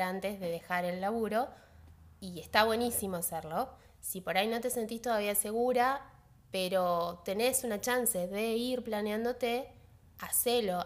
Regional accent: Paraguay; ese pueblo que es, mi pueblo también

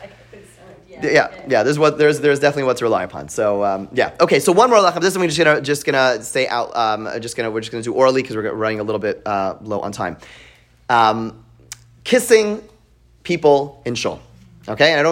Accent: Montreal, Quebec, Canada; now in United States; I grew up in Montreal

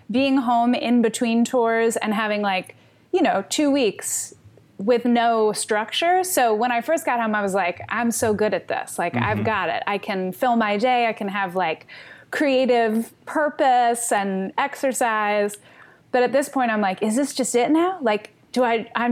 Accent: Philadelphia, Pennsylvania, United States; I grew up in Philadelphia

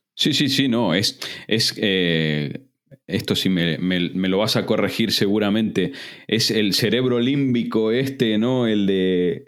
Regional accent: Argentina; moved away as an adult; now in Spain; Yo me fui muy mal de Argentina

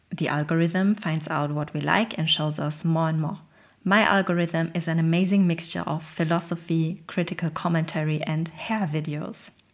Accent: Germany; I come from a very humble Polish immigrant family and I grew up in Germany.

